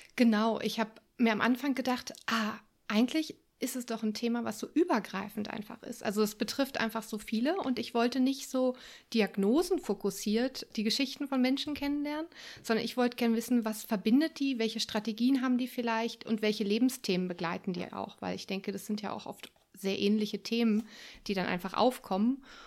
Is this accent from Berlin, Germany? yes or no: yes; Berlin, Germany; moved away as an adult; also born or lived in France / Sweden / Wuppertal; ich bin ursprünglich Berlinerin und bin viel, viel in meinem Leben rumgekommen, vor allem in Europa